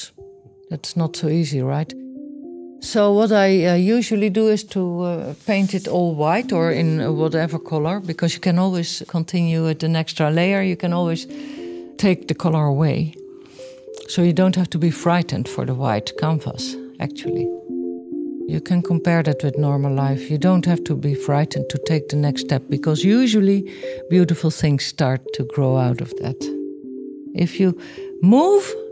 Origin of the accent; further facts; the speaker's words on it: Netherlands; I grew up in the Netherlands, of course, in the middle of Holland.